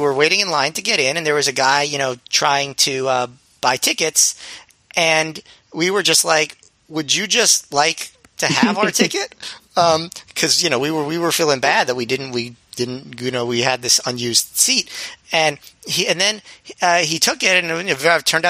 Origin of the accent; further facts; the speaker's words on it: New York, United States; as a New Yorker